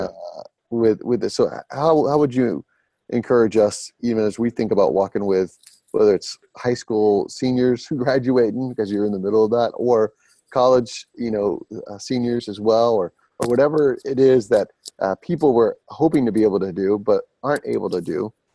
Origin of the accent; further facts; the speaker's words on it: Smyrna, Georgia, United States; the Smyrna, Georgia area, which is my hometown where I'm from